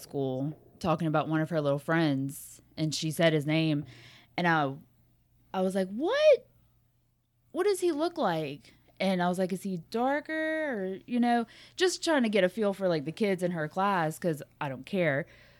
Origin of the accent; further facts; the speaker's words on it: Lafayette, Louisiana, United States; because I'm from Lafayette